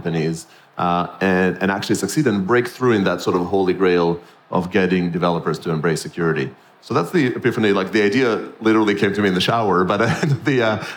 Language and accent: English; Israel; moved away; I'm born and raised in Israel